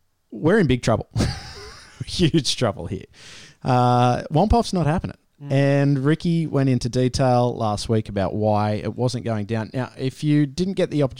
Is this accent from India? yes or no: no; Australia; as an Australian